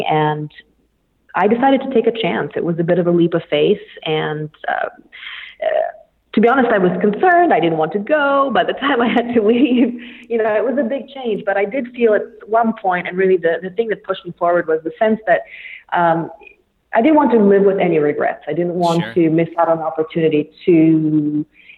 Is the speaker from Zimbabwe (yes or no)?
no; Bulgaria; moved away as an adult; also born or lived in St. Louis, United States; now in United States; I was born and raised in Bulgaria